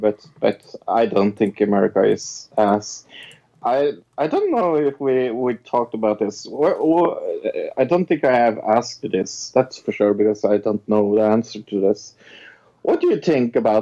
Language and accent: English; Norway; I am from Norway